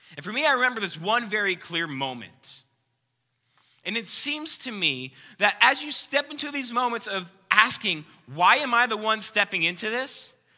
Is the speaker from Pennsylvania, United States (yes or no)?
yes; Philadelphia, Pennsylvania, United States; moved away; I grew up just outside of Philadelphia, Pennsylvania. That's where I'm from.